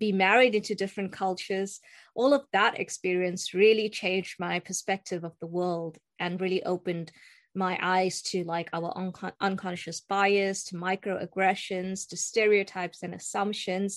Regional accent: South Africa; moved away as an adult; also born or lived in Istanbul, Turkey; now in Manchester, United Kingdom; I am South African, but of Indian heritage, as you can see. And I grew up in South Africa. I was born in South Africa

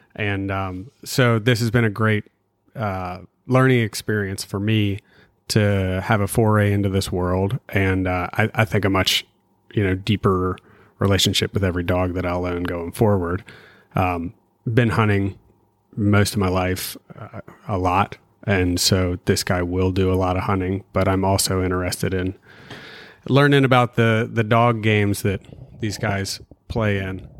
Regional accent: Morehead City, North Carolina, United States; also born or lived in Wilmington, North Carolina; I'm from Wilmington, North Carolina, uh, originally Moorhead

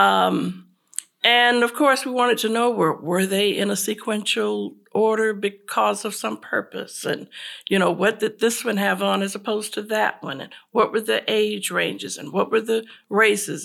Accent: Tampa, Florida, United States; moved away as an adult; now in Charlotte, United States; I'm originally from Tampa, Florida

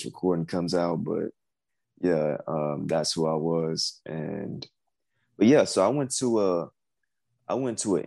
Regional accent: Houston, Texas, United States; I'm from Houston, Texas.

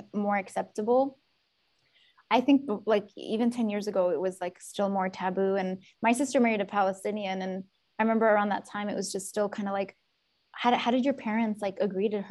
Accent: Yemen; now in United States; growing up in Yemen

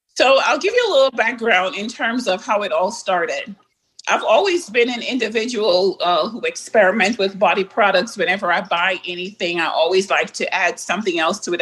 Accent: Jamaica; being a Jamaican as well

